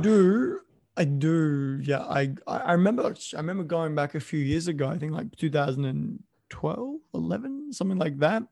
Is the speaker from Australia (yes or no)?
yes; Australia; moved away as an adult; also born or lived in Canada; I'm an Australian living in Canada at the time.